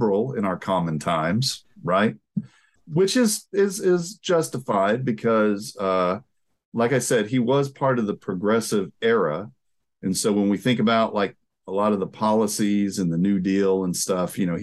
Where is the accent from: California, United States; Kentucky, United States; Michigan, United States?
Kentucky, United States; Appalachia, Eastern; moved away as an adult; also born or lived in Texas; now in Portland, United States; I'm from Eastern Kentucky, Appalachia.